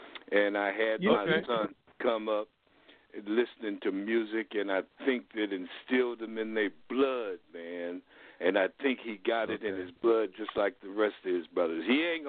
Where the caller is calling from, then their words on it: San Francisco, California, United States; I'm calling from San Francisco